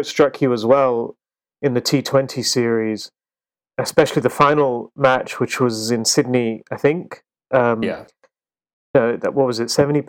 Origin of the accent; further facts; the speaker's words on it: India; Which even for me, as an Indian cricket fan, I felt it was a little strange on the Australian side.